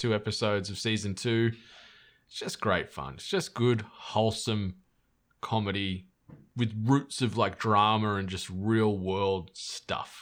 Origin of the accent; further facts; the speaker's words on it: Australia; I'm Australian